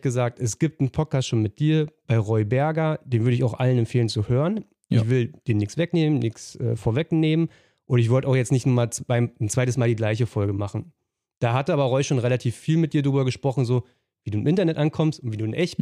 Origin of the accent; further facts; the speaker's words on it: eastern Germany, Germany; bei uns im Osten